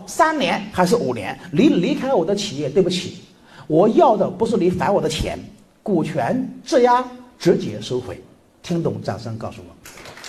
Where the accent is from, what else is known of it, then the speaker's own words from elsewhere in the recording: China; 我们中国人女性